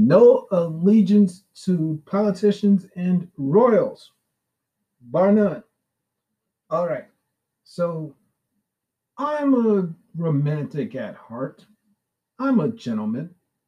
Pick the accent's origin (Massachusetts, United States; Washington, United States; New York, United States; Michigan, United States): New York, United States; New York City; also born or lived in Brooklyn, New York / Staten Island, New York; I was born and raised in Brooklyn until I was 10. The last 24 years of my life has been in Staten Island, New York.